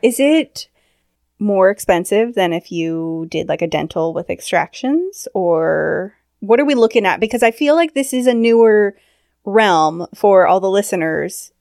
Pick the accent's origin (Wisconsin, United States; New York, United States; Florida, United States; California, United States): California, United States; also born or lived in London; now in Washington, United States; I grew up in California